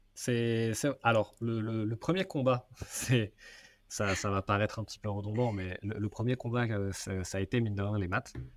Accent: Seine-et-Marne, Île-de-France, France; j'ai grandi en Seine-et-Marne

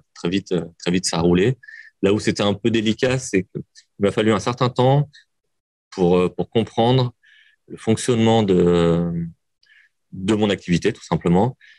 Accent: Lyon, Auvergne-Rhône-Alpes, France; je suis lyonnais, j'aime Lyon

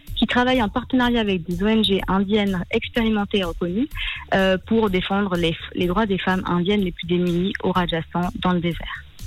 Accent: France; also born or lived in India; now in Switzerland; je suis euh, franco-suissesse, mais je suis née en Inde. J'ai été adoptée en, France à l'âge de 5 ans

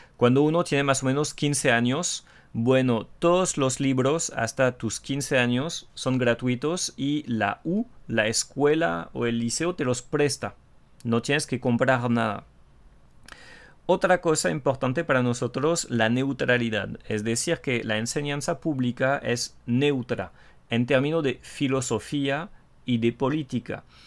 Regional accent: France; Spanish is a second language; el francés tóxico

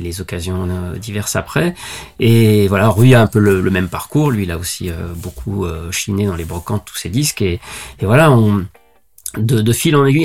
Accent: Lyon, Auvergne-Rhône-Alpes, France; je suis originaire de Lyon.

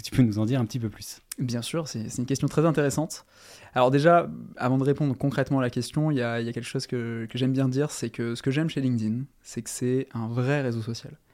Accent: Toulon, Provence-Alpes-Côte d'Azur, France; j'ai 27 ans et euh, je viens de Toulon, dans le sud.

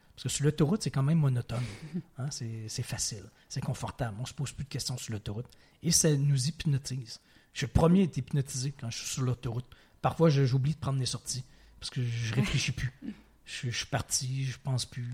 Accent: Quebec City, Quebec, Canada; also born or lived in Provence / Ontario / Montreal; j'ai évolué la grande majorité, euh, partie de ma vie à Québec, dans la ville de Québec, au Québec, mais j'ai habité, je, retourne très loin dans mon enfance, mais de 2 à 4 ans en Provence. Mm-hmm. Et à l'âge de 13 ans environ, j'habitais en Ontario

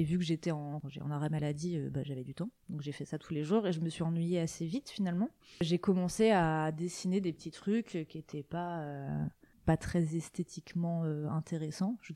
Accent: Côtes-d'Armor, Brittany, France; born or raised there

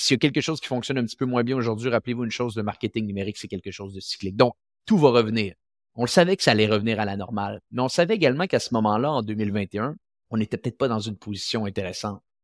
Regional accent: Quebec City, Quebec, Canada; ma ville natale, qui est la ville de Québec

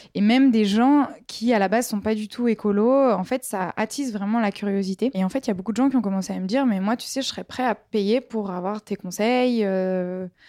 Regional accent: Marseille, Provence-Alpes-Côte d'Azur, France; moi je viens de Marseille

